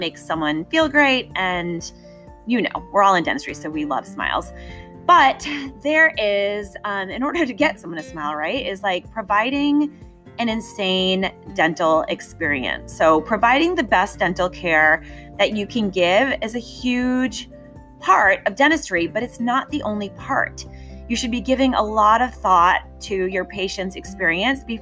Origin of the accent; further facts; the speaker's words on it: outside of Boston, Massachusetts, United States; I grew up outside of Boston